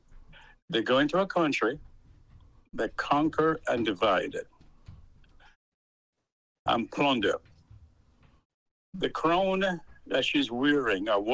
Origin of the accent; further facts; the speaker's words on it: Jamaica; I am from Jamaica, born and bred in Jamaica.